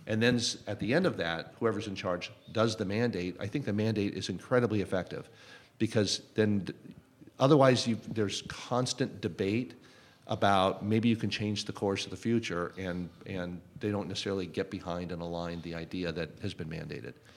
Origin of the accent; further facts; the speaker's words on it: Los Angeles, California, United States; also born or lived in United Kingdom; I grew up here in the Los Angeles area